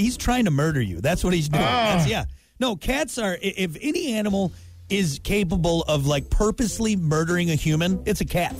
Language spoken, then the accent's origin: English; United States; I'm American.